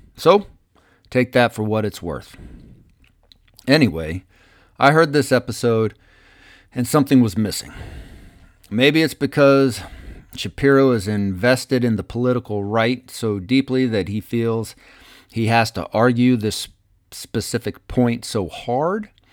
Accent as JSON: {"language": "English", "country": "United States", "said": "we as the American people"}